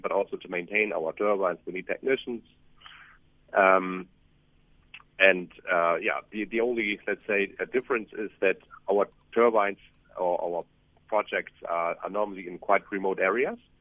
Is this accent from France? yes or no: no; Germany; moved away as an adult; now in South Africa; I'm, I'm German, but I have been traveling around the world and opening up um, offices uh, for our company in the last decade.